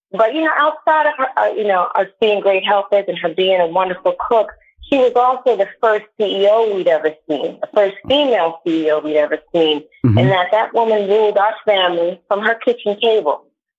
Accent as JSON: {"language": "English", "region": "New York", "country": "United States", "lives_now": "Miami, United States"}